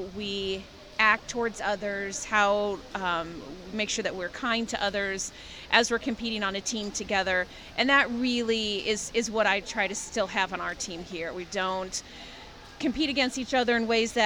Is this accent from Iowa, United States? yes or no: yes; Grinnell, Iowa, United States; I grew up here in Grinnell